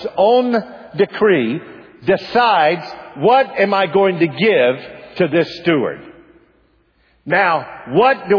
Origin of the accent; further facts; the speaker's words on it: United States; I am an American.